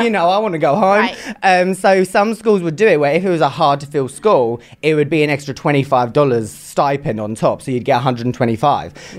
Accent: England, United Kingdom; I am from England

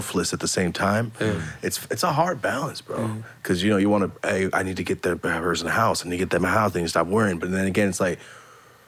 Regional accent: Central California, United States; now in Los Angeles, United States; I'm from the Central California

